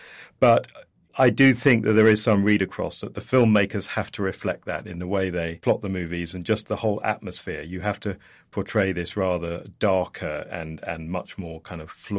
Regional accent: United Kingdom; my home country, Britain

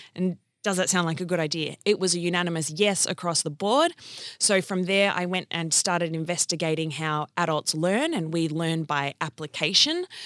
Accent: Wangaratta, Victoria, Australia; I was born in country Victoria in a place called Whangarata

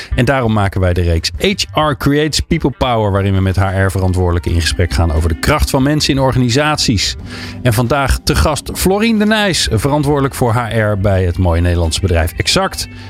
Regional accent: about 15 km from Delft, South Holland, Netherlands; ik ben, nou, ik denk een kilometer of 15 bij Delft vandaan geboren

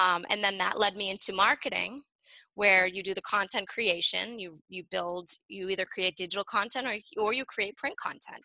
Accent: Nashua, New Hampshire, United States; I'm from Nashua, Nashua, New Hampshire, same area yeah. that Cheshire is. So born and raised here.

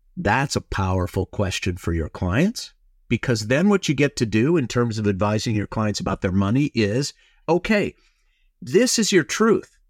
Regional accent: Minnesota, United States; now in Los Angeles, United States; I grew up in Minnesota

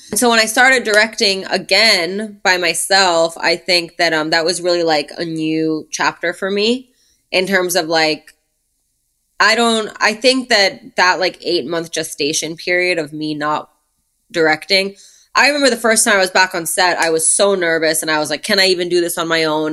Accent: New York City, New York, United States; now in Los Angeles, United States; I grew up in Brooklyn

